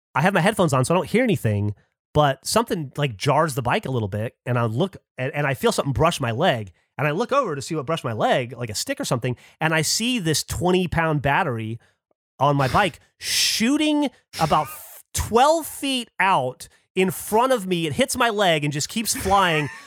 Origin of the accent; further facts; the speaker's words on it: Alabama, United States; moved away; I grew up in Alabama in a very, like, mechanically minded family